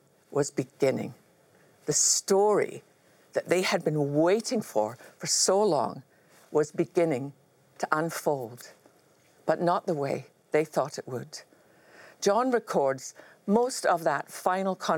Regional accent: Scotland, United Kingdom; growing up in Scotland

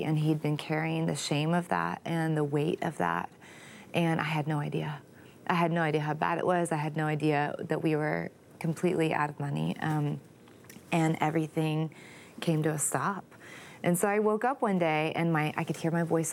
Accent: Texas, United States; I'm from Texas

